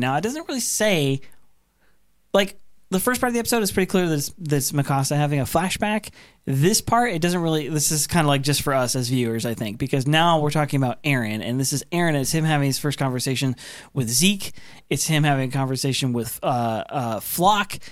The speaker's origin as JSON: {"language": "English", "region": "Oregon", "country": "United States", "tie": "born or raised there", "said": "Grew up in Oregon"}